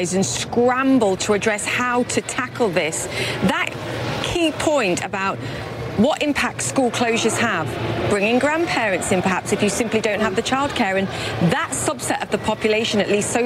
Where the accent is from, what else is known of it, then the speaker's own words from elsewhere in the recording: United Kingdom; I'm a Brit